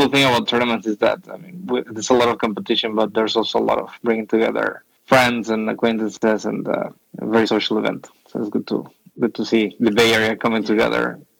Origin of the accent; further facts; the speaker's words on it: Mexico; moved away; also born or lived in Mexico City; I'm coming from Mexico, right?